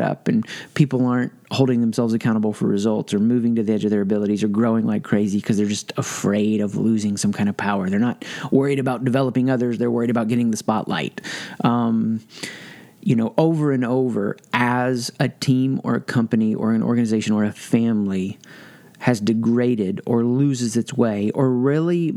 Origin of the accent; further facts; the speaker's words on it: the South, United States; I grew up in the South.